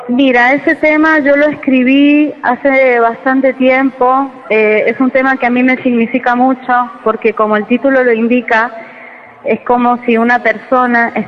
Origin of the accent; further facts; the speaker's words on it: San Juan, Argentina; Y yo lo escribí en un momento complicado eh, para San Juan, que es la ciudad de donde yo vengo